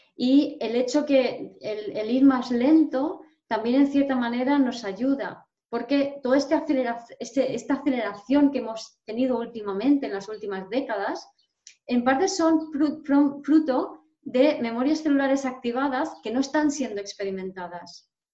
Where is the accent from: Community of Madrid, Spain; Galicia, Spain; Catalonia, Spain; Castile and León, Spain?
Community of Madrid, Spain; Madrid; soy medio polaca, mm, nací en Madrid, soy, mi padre es español, pero mi madre es polaca